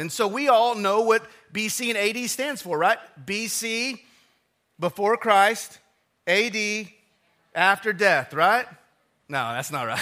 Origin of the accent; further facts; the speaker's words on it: Odessa, Texas, United States; moved away; I grew up in Odessa, Texas